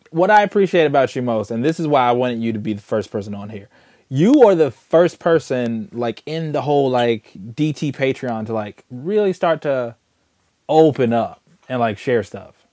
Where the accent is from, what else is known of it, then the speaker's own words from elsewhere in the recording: Chicago, Illinois, United States; I'm from Chicago.